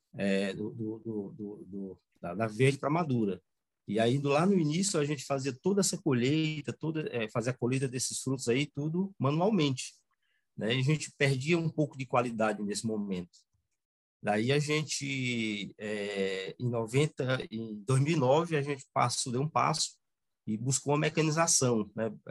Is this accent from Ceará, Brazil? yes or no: yes; Ubajara, Ceará, Brazil; sou da região de Ubajara, né? É, minha família toda é daqui, meus pais